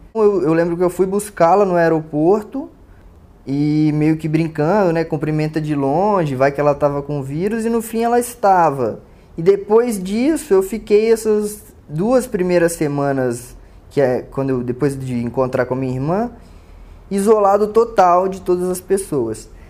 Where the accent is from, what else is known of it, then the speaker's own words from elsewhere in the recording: Vitória, Espírito Santo, Brazil; moved away as an adult; now in São Paulo, Brazil; tenho 30 anos e moro em São Paulo há 11 anos. Sou natural de Vitória, Espírito Santo. Fisicamente, eu sou branco